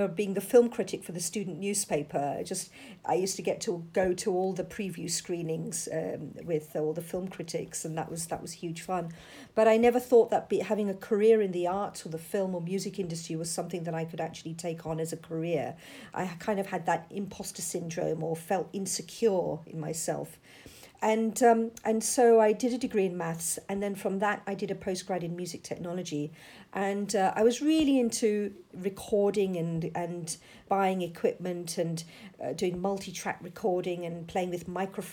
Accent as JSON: {"language": "English", "region": "London", "country": "United Kingdom", "tie": "born or raised there", "said": "I was born and brought up in London. And I'm a second generation British Asian"}